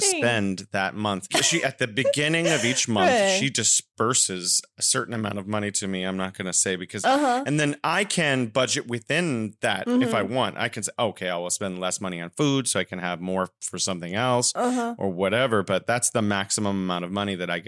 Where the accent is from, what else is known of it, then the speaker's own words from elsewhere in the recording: California, United States; now in Wuhan, China; I'm originally from California, and now I am living in beautiful Wuhan, China